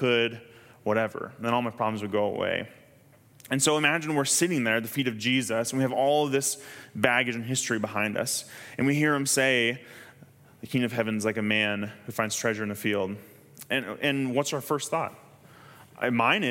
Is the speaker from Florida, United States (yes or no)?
no; Kansas, United States; I'm from Kansas